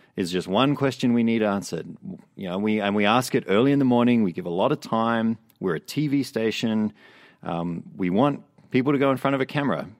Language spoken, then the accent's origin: English; Australia; now in Vancouver, Canada; I grew up in Australia